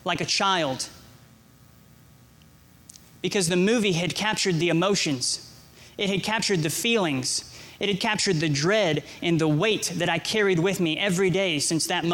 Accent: Georgia, United States; also born or lived in Nebraska; I lived in Nebraska. Suddenly, I was moved from Nebraska to Georgia

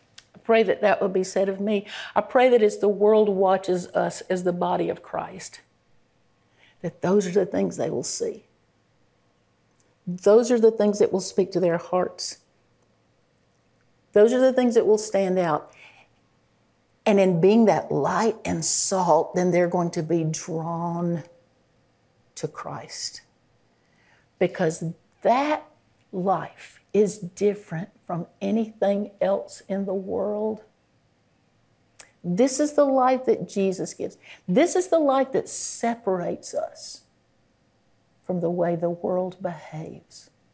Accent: Georgia, United States; I'm from Georgia.

